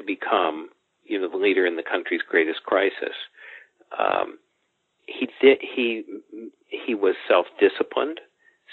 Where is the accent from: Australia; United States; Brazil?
United States; Chicago, Illinois; moved away as an adult; now in Washington, D.C., United States; I grew up in Illinois, third generation Chicagoan.